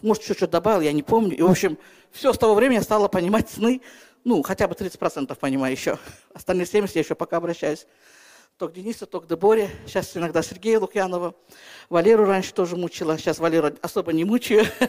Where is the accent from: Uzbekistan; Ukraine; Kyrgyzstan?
Kyrgyzstan; Я сама из Киргизии